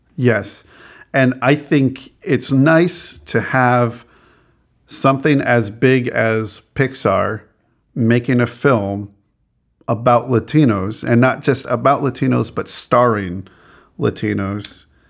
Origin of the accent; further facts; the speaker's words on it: Albuquerque, New Mexico, United States; my growing up in Albuquerque, New Mexico